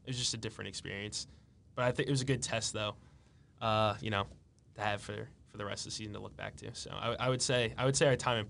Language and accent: English; Long Island, New York, United States; I'm from Long Island, New York.